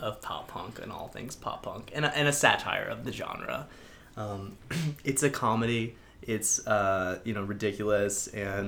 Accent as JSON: {"language": "English", "town": "Doylestown", "region": "Pennsylvania", "country": "United States", "moved": "as an adult", "lives_now": "New York, United States", "said": "I'm from Doylestown, Pennsylvania. And came to NYU. And now living in New York."}